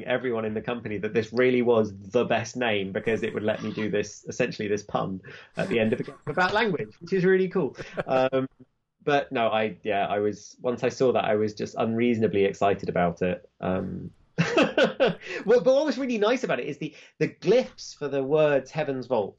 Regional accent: United Kingdom; I'm British

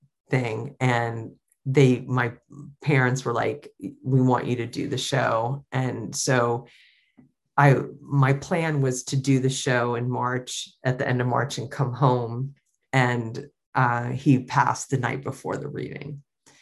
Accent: Virginia Beach, Virginia, United States; moved away; also born or lived in Richmond, Virginia; it was really special to be in my hometown, and all my high school friends came

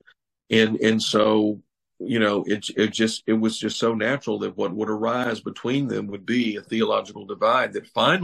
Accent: Georgia, United States; the British colony of Georgia, my native state.

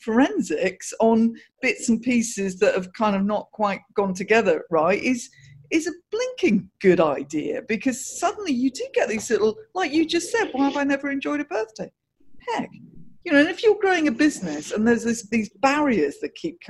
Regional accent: Guildford, South East England, United Kingdom; I grew up in Guildford

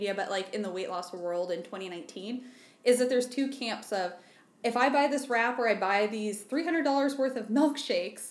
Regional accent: Southwest Iowa, United States; moved away; I'm from Southwest Iowa.

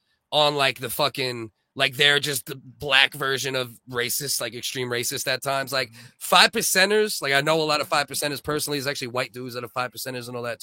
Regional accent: United States; now in Canada; I grew up in America

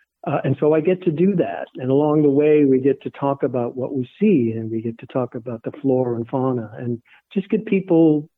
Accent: Massachusetts, United States; half of the staff here at the Last Green Valley came from away. I came from Massachusetts

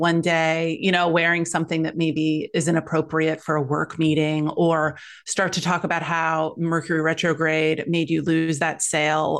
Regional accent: Midwest, United States; moved away as an adult; now in California, United States; I grew up in the Midwest

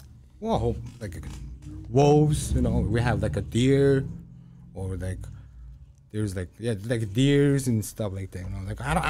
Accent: Illinois, United States; English is a second language; Then I went to like high school and like I started learning English. Like, yeah. There was like so many like Indians, Koreans, maybe, like Filipinos, like Polish people. Because I'm talking about like Illinois, because I'm from Illinois.

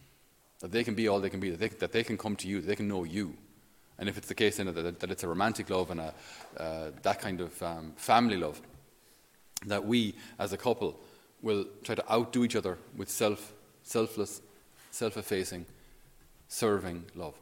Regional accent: Ireland; especially as Irish

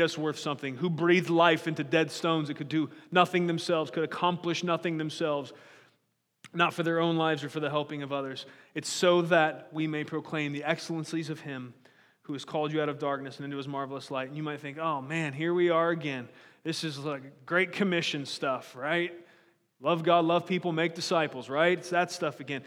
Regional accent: United States; born as an American

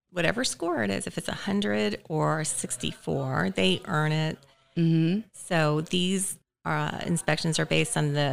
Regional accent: Marietta, Georgia, United States; also born or lived in Poughkeepsie, New York / Chicago; I was born in New York in Poughkeepsie. Uh huh. My father worked for IBM, so I've been moved. We moved to Chicago, then we moved to Atlanta, and went to school here

